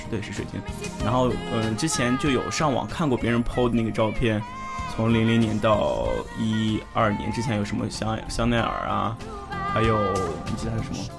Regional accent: northern China, China; moved away; 我们来自不同的地方，我是北方，我们山东叫宠物小精灵

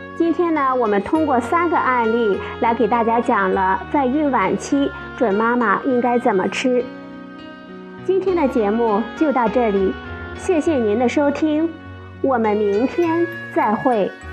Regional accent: China; 我们中国人

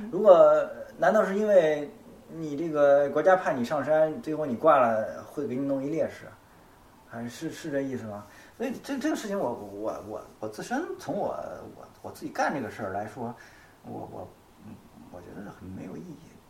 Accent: China; 我们中国人忌谈生死

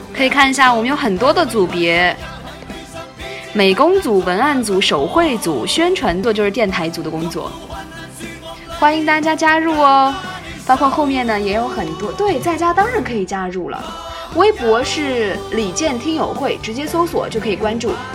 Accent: Anhui, China; 我是安徽人

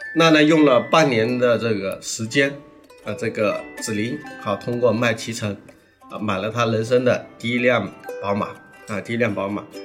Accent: Jiangxi, China; now in Guangdong, China; 作为我们甘南人

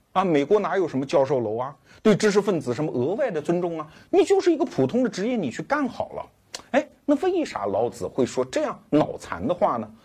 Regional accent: Anhui, China; 我们安徽人、小港村搞的土地承包责任制吧，我的老乡

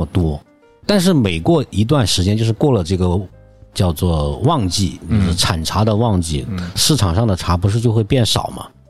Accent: Maotai, Guizhou, China; moved away; 就是在我们老家那边茅台镇嘛，

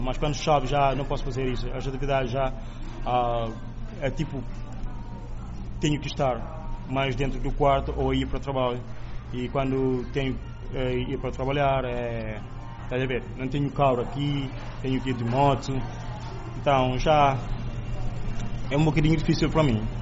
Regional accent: Cape Verde; now in Nanjing, China; sou de Cabo Verde

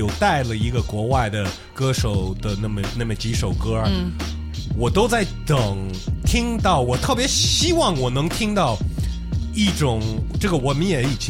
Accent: United States; accent: ABC; first language English; Chinese is a second language; moved away; I'm a real A B C, bro.

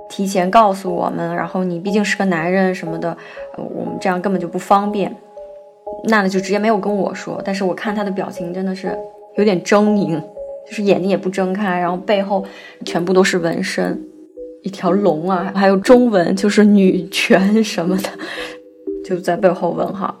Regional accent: China; now in Germany; 我们中国人

